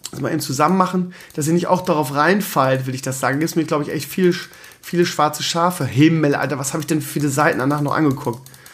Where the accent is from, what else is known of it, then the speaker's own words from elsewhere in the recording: Northern Germany, Germany; Bei uns in Norddeutschland